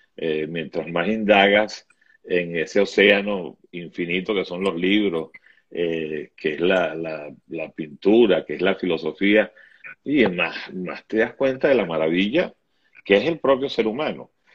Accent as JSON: {"language": "Spanish", "country": "Venezuela", "tie": "born or raised there", "moved": "as an adult", "said": "yo nací con la democracia venezolana, y yo viví 40 años de democracia"}